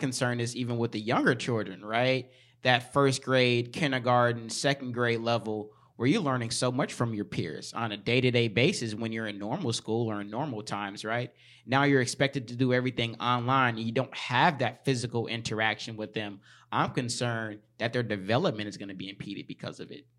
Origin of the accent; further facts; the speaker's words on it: Chicago, Illinois, United States; moved away; I was born in Chicago, lived there for half my life, and then moved here for the rest of the, the half